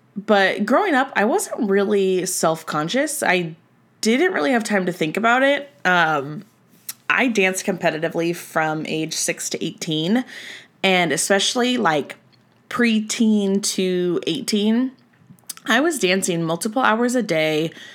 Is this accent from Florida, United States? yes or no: no; Southern California, United States; I'm from Southern California